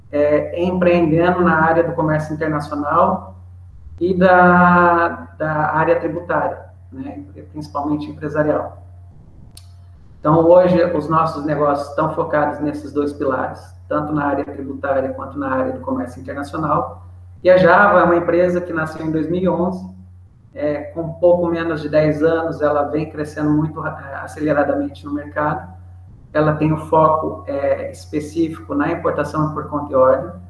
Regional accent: São Paulo, Brazil; also born or lived in Minas Gerais / Venezuela / Panama; now in Santa Catarina, Brazil; eu sou do interior de São Paulo, na verdade eu sou cigano, né? sou do Brasil, Nasci em São Paulo, morei em Minas, morei na Venezuela, morei no Panamá e acabei amarrando é, na minha atualidade a vida aqui em Santa Catarina.

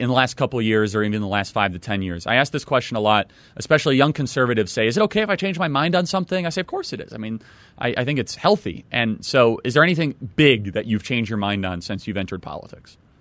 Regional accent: Illinois, United States; I'm from Illinois

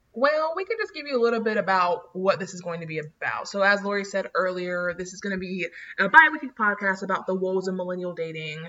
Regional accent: North Florida, United States; I'm from NoFlo.

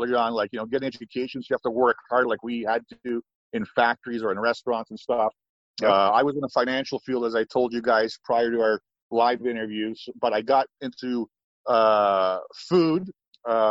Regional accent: Toronto, Ontario, Canada; I was born and raised in Toronto.

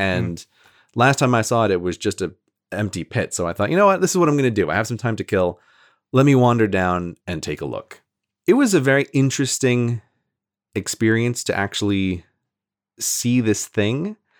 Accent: New York, United States; I'm from New York State

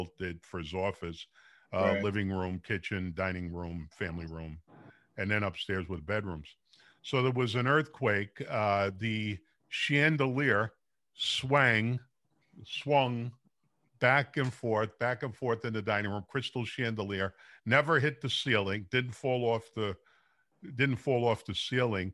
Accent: New York City, New York, United States; now in San Jose, United States; I'm from Brooklyn.

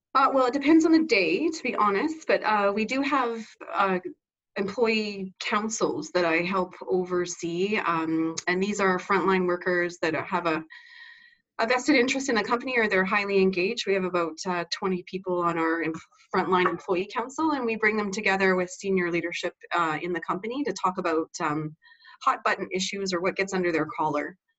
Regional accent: Canada; also born or lived in Vancouver, Canada; I was educated at our Canadian equivalent of West Point or Annapolis.

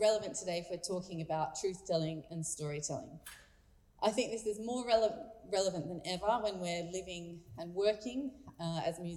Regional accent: Australia; now in Abu Dhabi, United Arab Emirates; as an Australian who is not fluent in French nor Arabic

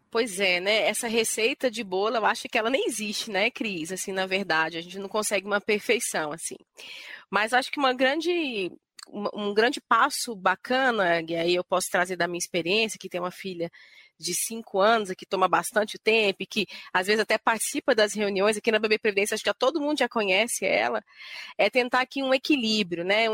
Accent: Goiânia, Goiás, Brazil; em Goiânia, que é de onde eu vim, né, onde eu nasci

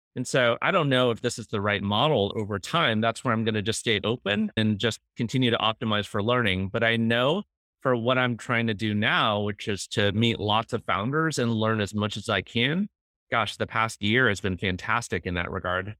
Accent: Cupertino, California, United States; moved away; growing up in the Valley

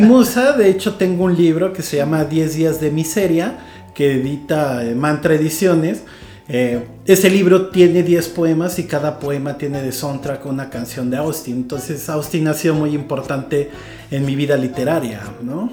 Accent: Iguala, Guerrero, Mexico; originalmente soy de Iguala Guerrero, aunque mucha gente dice que soy de todos lados y de todas partes. Eh, pues me crié allá

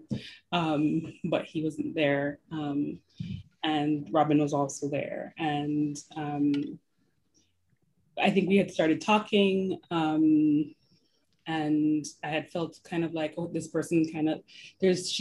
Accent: Jamaica; moved away as an adult; also born or lived in New York; now in Toronto, Canada; I was born and raised in Jamaica

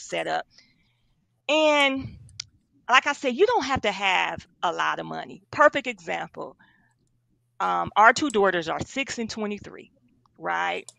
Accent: Milwaukee, Wisconsin, United States; moved away as an adult; also born or lived in Atlanta; I'm from Milwaukee, Wisconsin. Um, born and raised. I stayed in Atlanta for uh, about 15 years, but I'm back in Milwaukee now.

